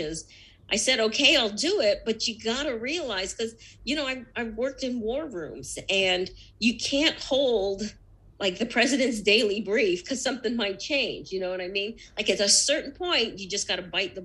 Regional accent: United States; second generation. Totally assimilated, right? We're as American as the next person. We're American citizens

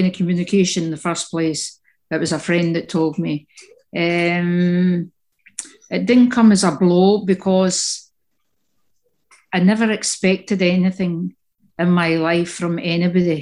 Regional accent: Scotland, United Kingdom; moved away; also born or lived in Italy; as a Scottish woman

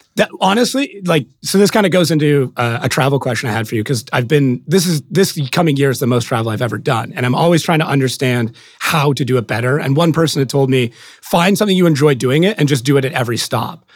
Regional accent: Canada; as a Canadian

